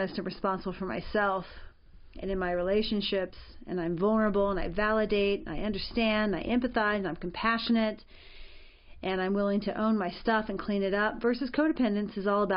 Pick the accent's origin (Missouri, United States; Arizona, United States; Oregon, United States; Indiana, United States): Arizona, United States; I was raised in Arizona